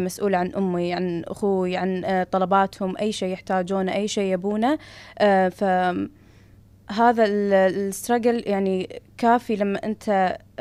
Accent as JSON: {"language": "Arabic", "country": "Kuwait", "said": "عندنا بالكويت"}